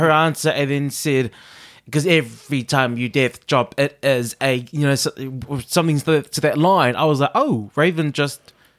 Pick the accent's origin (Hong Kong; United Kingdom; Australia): Australia; No, and I'm from Down Under.